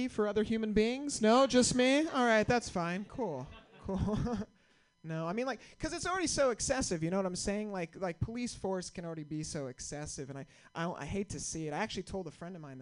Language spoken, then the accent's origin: English; Santa Rosa, California, United States; I'm from the North Bay